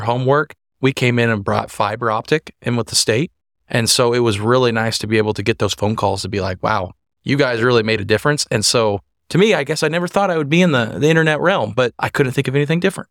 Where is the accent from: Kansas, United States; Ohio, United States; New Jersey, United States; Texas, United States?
Kansas, United States; Hutchinson; also born or lived in Wichita, Kansas; I am actually from Hutchinson area